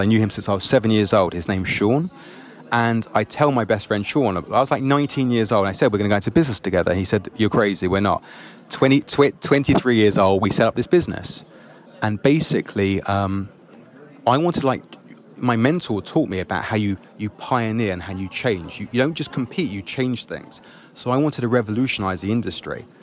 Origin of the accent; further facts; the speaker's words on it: London, United Kingdom; I grew up in England, London.